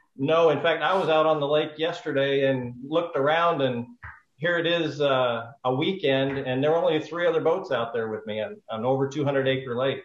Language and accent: English; Pacific Northwest, United States; moved away as an adult; also born or lived in Puerto Rico; now in Hot Springs Village, United States; I'm originally from the Pacific Northwest.